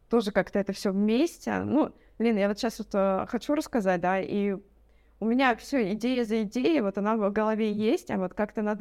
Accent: Ural, Russia; На Каме, на водохранилище, то есть это водохранилище, там а если с гор посмотреть, то оно как, ну, как море

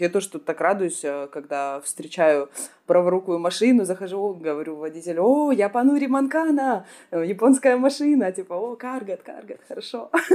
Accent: Komsomolsk-on-Amur, Khabarovsk Krai, Russia; moved away as an adult; also born or lived in Vladivostok; Я не родилась во Владивостоке, я родилась как раз-таки рядом, в Хабаровском крае

